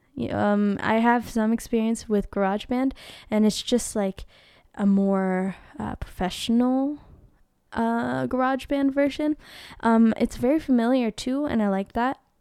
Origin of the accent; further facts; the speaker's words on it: Philippines; I'm Filipina. Filipino